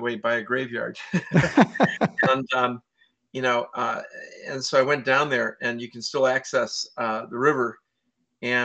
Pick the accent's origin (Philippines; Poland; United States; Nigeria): United States; Naperville, Illinois; I have fond memories of Naperville growing up on Eagle Street